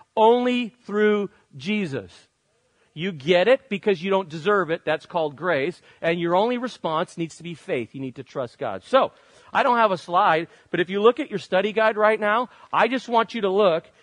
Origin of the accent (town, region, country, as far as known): United States